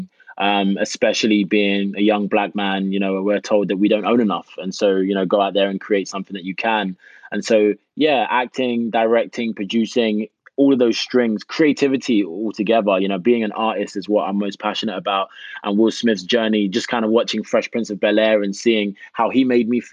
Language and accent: English; United Kingdom; moved away as an adult; also born or lived in Jamaica; now in United States; Myself being a Brit